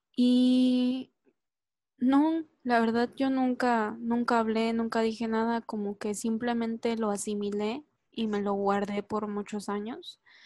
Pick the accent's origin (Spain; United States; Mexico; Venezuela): Mexico; yo pertenecía a Latinoamérica, era, era latinoamericana, era mexicana